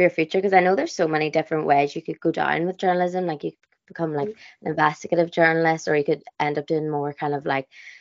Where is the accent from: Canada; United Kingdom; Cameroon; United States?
United Kingdom; County Tyrone, Northern Ireland; I'm from Trone as well